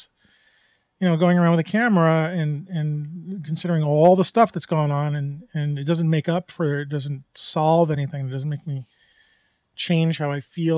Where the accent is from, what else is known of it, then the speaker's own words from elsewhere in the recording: New York, United States; I grew up in New York